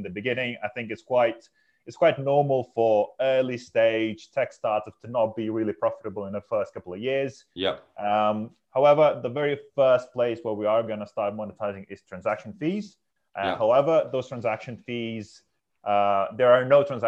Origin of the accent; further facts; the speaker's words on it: Lithuania; moved away as an adult; now in United Kingdom; I'm from Lithuania, so I'm an immigrant in this country.